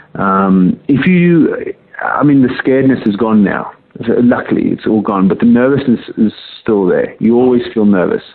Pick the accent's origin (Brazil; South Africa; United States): South Africa; also born or lived in Johannesburg; now in England; I was born in South Africa, born and raised there, and I came over to England in 1996.